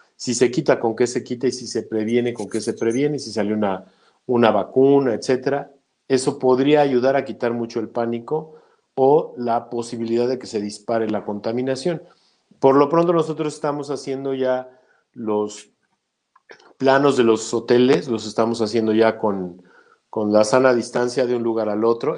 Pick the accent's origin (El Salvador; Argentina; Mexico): Mexico; porque soy mexicano número uno